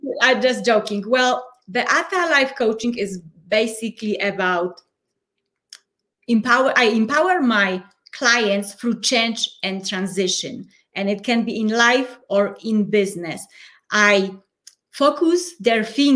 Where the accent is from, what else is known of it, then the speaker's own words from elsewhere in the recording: Poland; English is a second language; moved away as an adult; now in Colorado Springs, United States; I am originally from Poland, but at the moment I live in the United States already almost 10 years. So Colorado Springs, Colorado